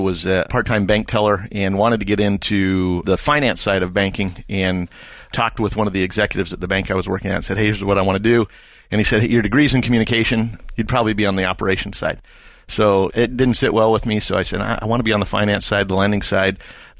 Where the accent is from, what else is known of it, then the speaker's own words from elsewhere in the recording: Oroville, California, United States; Born and raised in California. Never lived in one city more than about 4 years until after graduating college. But the town I consider my hometown is a small Northern California town called Oroville.